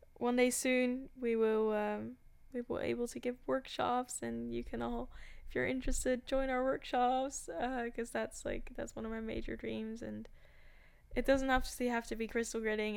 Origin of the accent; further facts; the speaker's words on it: Amsterdam, North Holland, Netherlands; I was born in Amsterdam. I grew up in Amsterdam and in another city, but also Amsterdam.